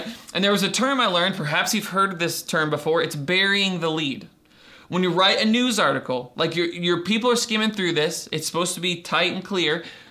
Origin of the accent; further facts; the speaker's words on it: Doylestown, Ohio, United States; when I was growing up in Doylestown, I went to school in fifth grade